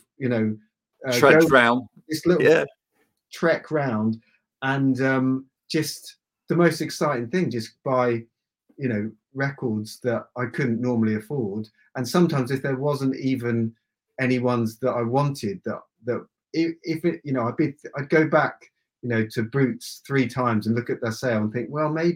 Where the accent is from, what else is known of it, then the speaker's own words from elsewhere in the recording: Aylesbury, South East England, United Kingdom; I grew up in Aylesbury